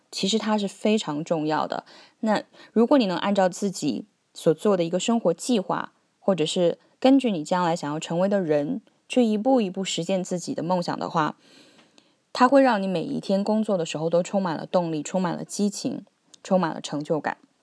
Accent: China; moved away as an adult; also born or lived in Beijing / Hong Kong / Cambridge; now in Australia; 我们中国人都说有三百六十五行，行行出状元

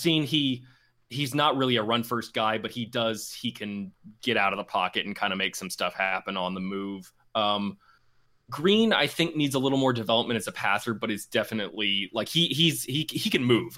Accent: Birmingham, Alabama, United States; moved away; also born or lived in Houston, Texas; I'm originally from Birmingham, um, and a graduate of U A Law

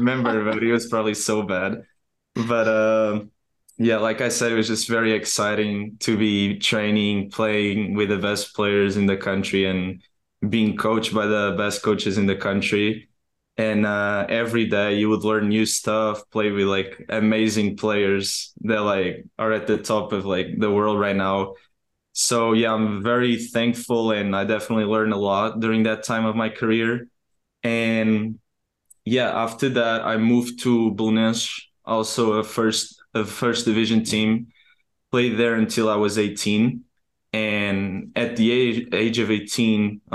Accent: Portugal; English is a second language; moved away as an adult; also born or lived in Akron, Ohio; now in United States; growing up in Portugal

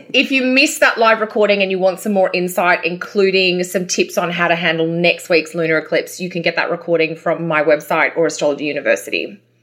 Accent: Australia; accent: Australian; now in Canada; my Australian accent

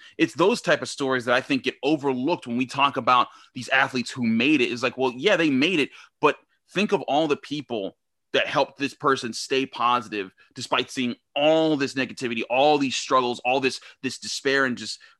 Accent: Pittsburgh, Pennsylvania, United States; I grew up in Homewood. So like I saw it here in Pittsburgh

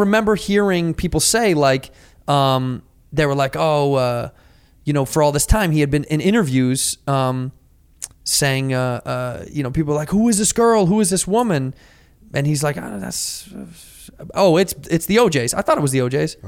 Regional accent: Chicago, Illinois, United States

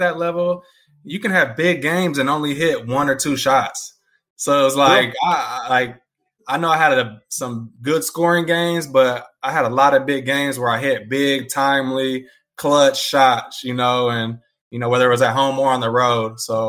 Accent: Indiana, United States; playing in my home state of Indiana, a lot of my family and friends were all there, playing in an arena that I grew up knowing as, I believe, Market Square Arena

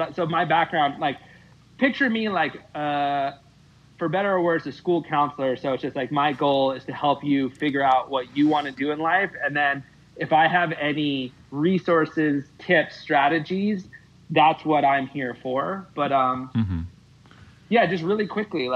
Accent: East Coast, United States; now in Minnesota, United States; I'm from the East Coast originally.

